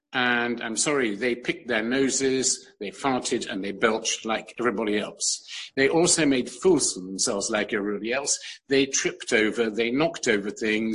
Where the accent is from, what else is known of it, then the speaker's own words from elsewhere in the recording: London, United Kingdom; also born or lived in New York / Europe; I was born in New York completely by chance because my mother had to be there to renew her DP papers after the war. But I was brought up in London, but also around Europe a lot